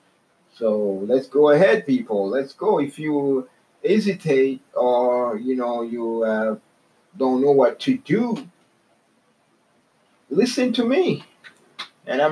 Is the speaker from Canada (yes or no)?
yes; Canada; I'm from Canada.